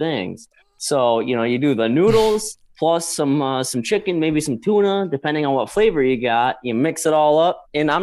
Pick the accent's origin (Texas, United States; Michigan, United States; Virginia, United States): Michigan, United States; Gaylord; moved away as an adult; also born or lived in Seattle, Washington; we're from Gaylord